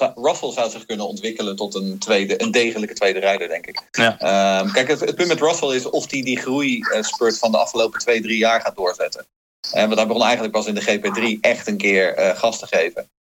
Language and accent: Dutch; Haarlem, North Holland, Netherlands; moved away as an adult; also born or lived in Rotterdam; now in Sweden; ik ben geboren Rotterdammer, groot geworden in Haarlem